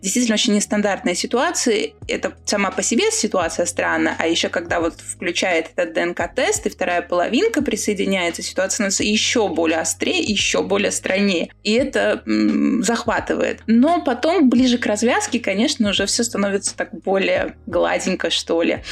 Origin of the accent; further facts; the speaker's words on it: Riga, Latvia; я же из Риги